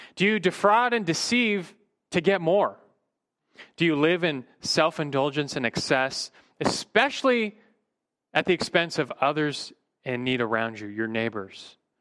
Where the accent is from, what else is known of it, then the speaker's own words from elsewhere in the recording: United States; as American Christians